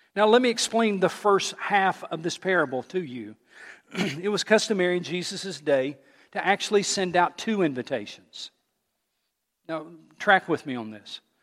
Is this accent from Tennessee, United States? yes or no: yes; Johnson City, Tennessee, United States; moved away; I grew up in Johnson City, Tennessee